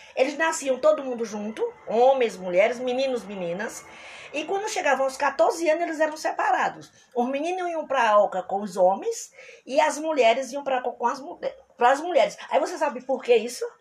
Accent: Brazil; nós somos brasileiros e persistentes

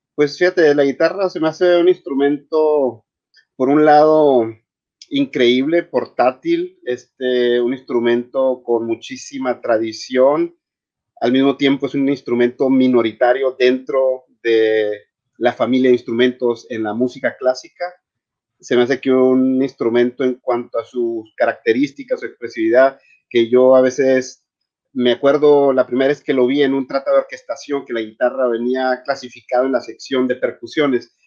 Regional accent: Chihuahua, Mexico; moved away; also born or lived in Paris / Berlin / Rome / Vienna; yo soy originario de Chihuahua

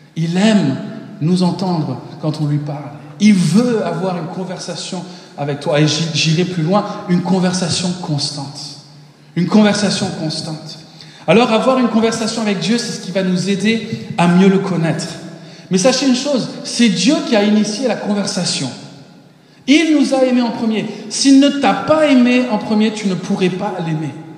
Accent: Paris, Île-de-France, France; moved away as an adult; also born or lived in Mexico / United States; je suis né au Mexique, mais très rapidement, je me suis retrouvé en France. Mes parents sont américains. Et euh, donc, à un an, je suis arrivé en, France. Et euh, à Paris pendant 19 ans.

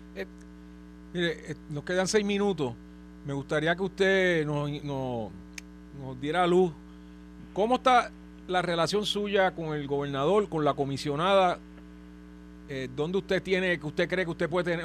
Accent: Trujillo Alto, Puerto Rico; los dos somos de Trujillo

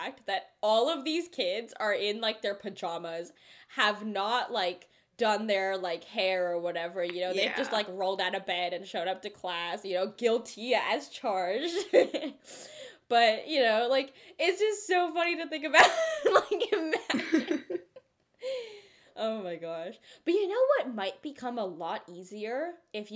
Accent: Cupertino, California, United States; first language Telugu; We're from Cupertino, right? We've been around Apple campuses. Yeah, we live there

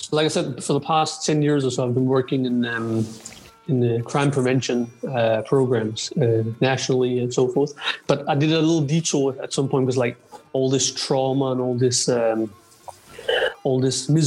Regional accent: Denmark; so I grew up mostly around um, what you say Danish ethnic Danes.

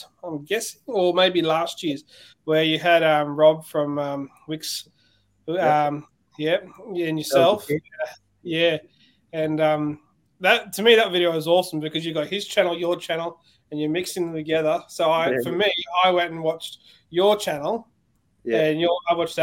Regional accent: Queensland, Australia; as a Queenslander

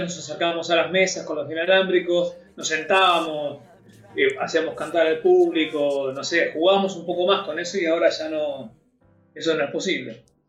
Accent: Quilmes, Buenos Aires Province, Argentina; Yo soy de Quilmes, en realidad. En ese momento vivía en Quilmes

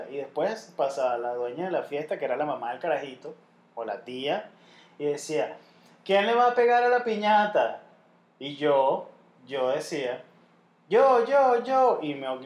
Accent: La Guaira, Venezuela; nosotros somos de La Guaira y para encima, gente.

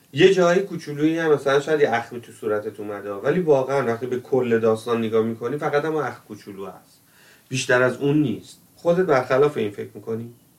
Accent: Tehran, Tehran Province, Iran; moved away as an adult; من تو تهران بزرگ شدم

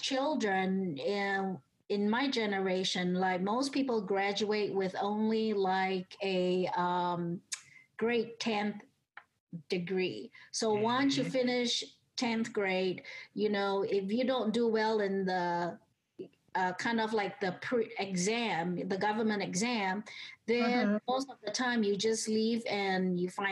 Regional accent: Singapore; also born or lived in Atlanta, United States; now in United States; I grew up in Singapore back in the 70s

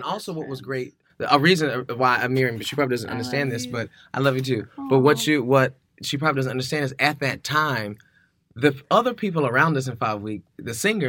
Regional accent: the South, United States; black male musician growing up in the South, bisexual.

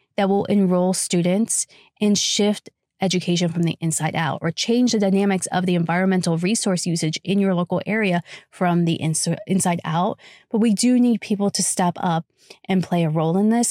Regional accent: United States; I was raised in the United States of America

